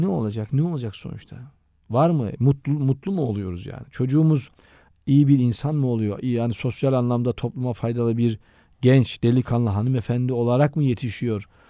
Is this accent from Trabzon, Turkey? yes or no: yes; Şalpazarı, Trabzon, Turkey; moved away as an adult; also born or lived in Vakfıkebir / Istanbul; Ben aslen Şalpazarlıyım.